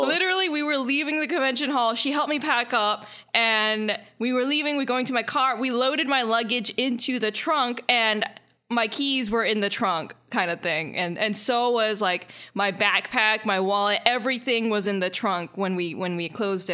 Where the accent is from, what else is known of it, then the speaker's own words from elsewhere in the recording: Charlotte, North Carolina, United States; moved away; Charlotte is, uh, kinda like my hometown, or it's at least where I lived before here.